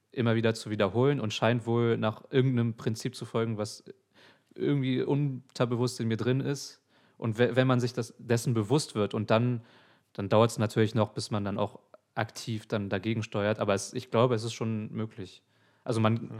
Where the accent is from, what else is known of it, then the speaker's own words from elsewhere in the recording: Hamburg, Germany; ich bin in Alsterdorf groß geworden.